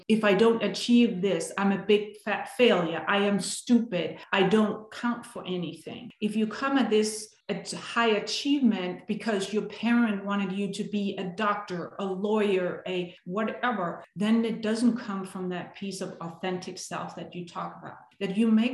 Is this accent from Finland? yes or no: no; Denmark; now in United States; I grew up in Denmark, born and raised, lived there for many years.